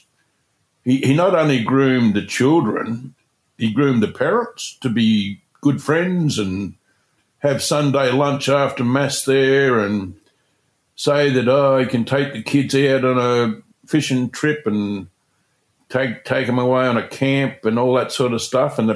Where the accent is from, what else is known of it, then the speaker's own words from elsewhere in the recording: Hamilton, Victoria, Australia; I was born in Hamilton, went to a school called St. Mary's